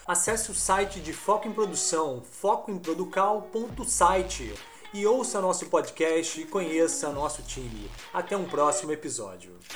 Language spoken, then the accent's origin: Portuguese; Rio de Janeiro, Brazil; also born or lived in São Paulo; eu sou carioca, mas ganho dinheiro em São Paulo